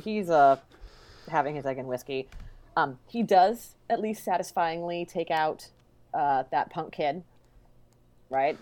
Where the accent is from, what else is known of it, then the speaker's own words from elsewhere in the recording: Sacramento, California, United States; growing up in Sacramento